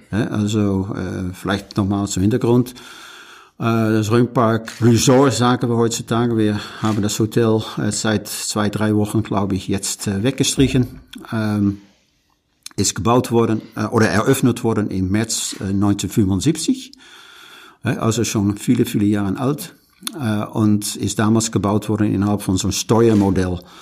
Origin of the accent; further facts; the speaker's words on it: Netherlands; German is a second language; now in Rhön, Germany; bin mal Niederländer, äh, schon seit vielen Jahren.